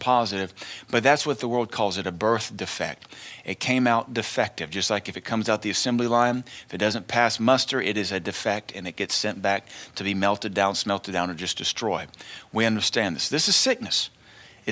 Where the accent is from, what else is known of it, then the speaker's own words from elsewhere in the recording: Tennessee, United States; growing up in Tennessee in the early 80s